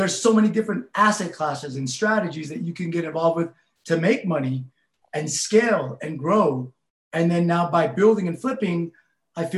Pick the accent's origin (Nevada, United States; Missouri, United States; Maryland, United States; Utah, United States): Utah, United States; West Valley City; also born or lived in Laos; coming from where I came from on the West Side and growing up in West Valley